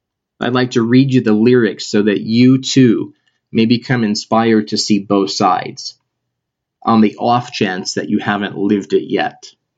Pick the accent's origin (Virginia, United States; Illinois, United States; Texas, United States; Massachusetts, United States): Illinois, United States; Chicago; I'm from Chicago. I talk about home a lot.